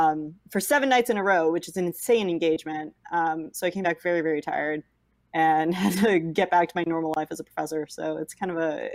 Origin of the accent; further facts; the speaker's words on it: West Coast, United States; moved away as an adult; now in Bloomington, United States; because I'm from the West Coast.